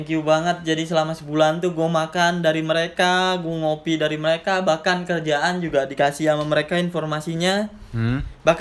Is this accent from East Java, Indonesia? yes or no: yes; Malang, East Java, Indonesia; jadi skip aja kehidupan gue di Malang karena itu kampung gue karena gue nggak ngerantau di Malang